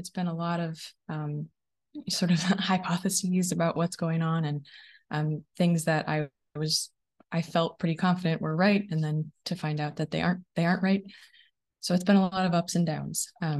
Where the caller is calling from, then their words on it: Oregon, United States; I'm connecting from Oregon today, just a little bit outside of Portland.